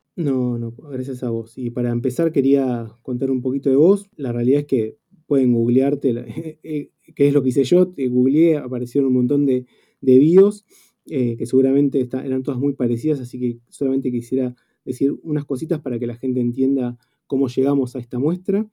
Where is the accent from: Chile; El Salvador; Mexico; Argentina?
Argentina; todos los que somos fotógrafos argentinos